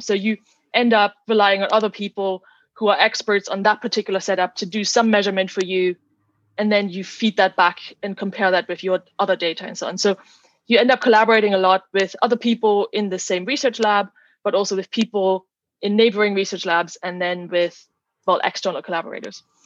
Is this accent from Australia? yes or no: no; Germany; moved away as an adult; also born or lived in Netherlands / Oxford, United Kingdom; I'm originally from Germany